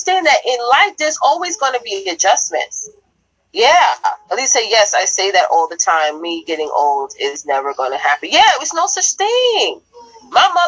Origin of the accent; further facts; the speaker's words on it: New York, United States; I'm a New Yorker at heart. I talk the way I talk.